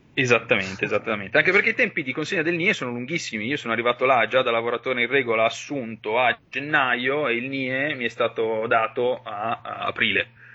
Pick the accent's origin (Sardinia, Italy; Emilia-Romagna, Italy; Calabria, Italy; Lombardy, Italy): Lombardy, Italy; Valtellina; moved away as an adult; la mia terra di origine, comunque, a fine del liceo sapevo che l'avrei dovuta lasciare, anche solo perché per, eh, io sono valtellinese